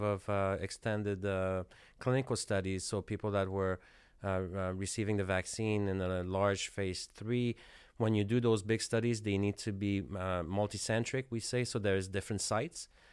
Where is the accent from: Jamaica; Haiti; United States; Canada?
Canada; moved away as an adult; I'm from Canada, so I'm from a cold, cold climate.